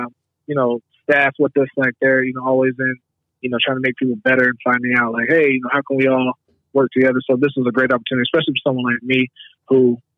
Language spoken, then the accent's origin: English; Oklahoma, United States; moved away; also born or lived in Las Vegas, Nevada / Reno, Nevada; I'm originally from Oklahoma.